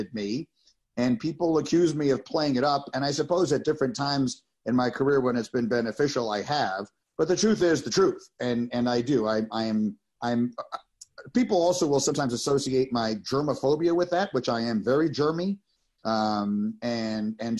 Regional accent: New York City, New York, United States; I grew up in New York City

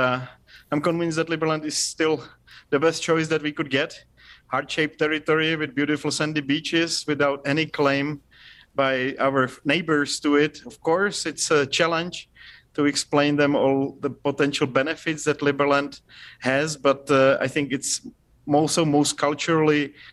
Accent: Hradec Králové, Hradec Králové Region, Czechia; I was born in close to Prague, actually, in Hradec Králové

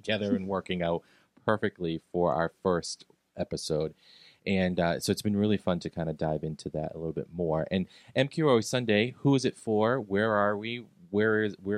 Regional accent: Medford, Massachusetts, United States; I'm from Medford, Massachusetts, greatest town in the world.

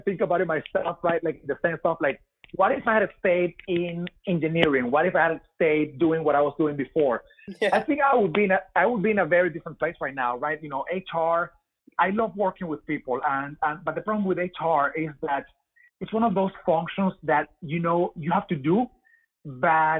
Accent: Venezuela; English is a second language; moved away as an adult; now in United States; you may tell by my accent that I am not from here. I'm from Venezuela. I moved to the U.S. 8 years ago

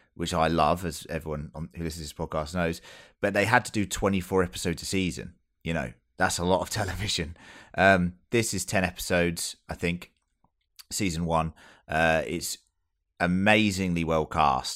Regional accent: England, United Kingdom; As an English person

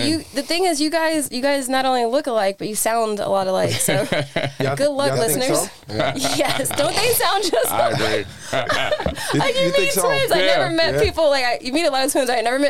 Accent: Scranton, Pennsylvania, United States; also born or lived in Newark, New Jersey; I grew up in Scranton, Pennsylvania. Very white, if you can't tell by my accent.

